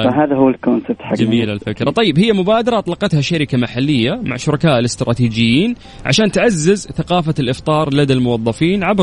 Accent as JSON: {"language": "Arabic", "town": "Riyadh", "region": "Riyadh Province", "country": "Saudi Arabia", "said": "هلا هلا … معك … من الرياض"}